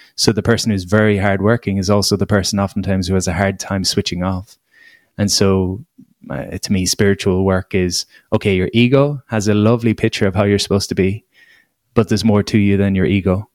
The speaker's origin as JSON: {"language": "English", "country": "Ireland", "said": "as an Irish person"}